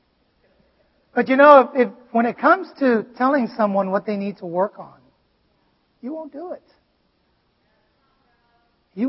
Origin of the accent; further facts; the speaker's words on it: Vietnam; English is a second language; moved away; I grew up in Vietnam and, you know, it is literally my 4th language.